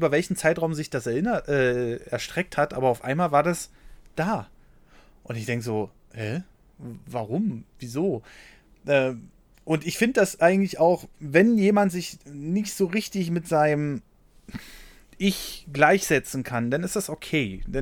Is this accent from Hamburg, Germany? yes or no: no; Berlin, Germany; Erstmal bin ich in Berlin aufgewachsen. Wenn hier was rumgefahren ist, ist was ein Trabi.